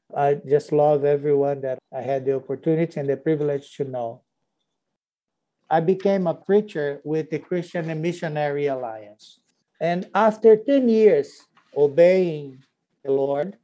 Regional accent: Pereira Barreto, São Paulo, Brazil; English is a second language; moved away as an adult; now in Pittsburgh, United States; the city where I was born. The city is called Pereira Barreto. It's on the countryside of São Paulo State

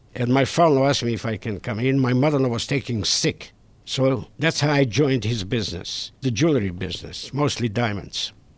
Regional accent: Israel; moved away as an adult; also born or lived in Debrecen, Hungary; now in Pittsburgh, United States; I was born in Debrecen, Hungary, February 5th, 1938. But I grew up in Israel

